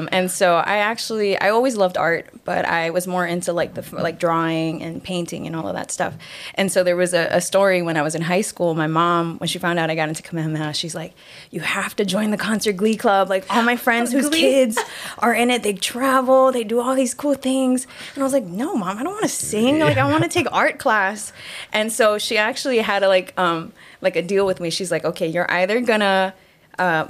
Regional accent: Kapolei, Hawaii, United States; born and raised in Kapolei

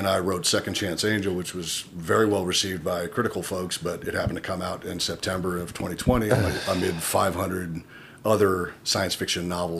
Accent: Peoria, Illinois, United States; moved away; also born or lived in Canada / Switzerland / Spain / San Francisco, California; I grew up in Peoria, Illinois, in the late 70s and early 80s and that kind of thing. I grew up mostly there, but I also lived in Canada. I lived in Switzerland, lived in Spain. I speak three languages. I came back to the States

